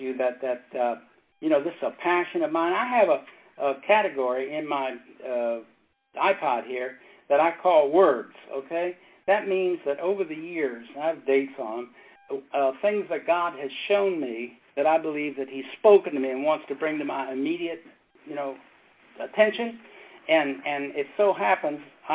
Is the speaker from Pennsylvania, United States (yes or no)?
no; Maryland, United States; It was in my hometown. Back in Maryland